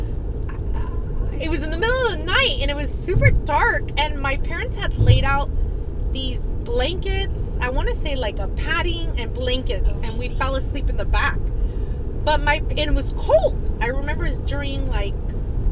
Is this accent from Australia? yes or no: no; San Jose, California, United States; I'm from San Jose